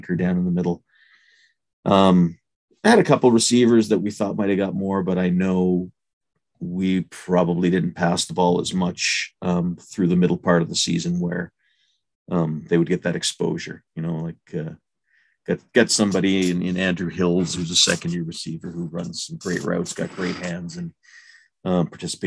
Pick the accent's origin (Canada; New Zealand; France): Canada; Thunder Bay, Ontario; moved away as an adult; I grew up in Thunder Bay, Ontario, lived a little bit in Southern Ontario